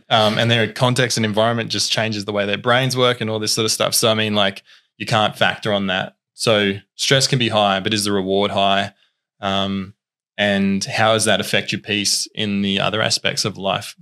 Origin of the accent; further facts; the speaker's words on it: Tasmania, Australia; also born or lived in Queensland; I was originally born in Queensland. Our family moved to Tassie when I was ten. Um, and so have been here ever since, been on the Northwest Coast ever since.